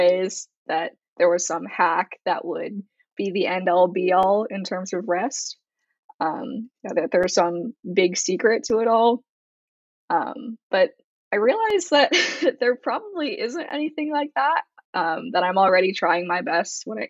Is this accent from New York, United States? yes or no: no; Bay Area, California, United States; moved away as an adult; also born or lived in Los Angeles, California; I'm born and raised in the Bay Area, and I'm currently home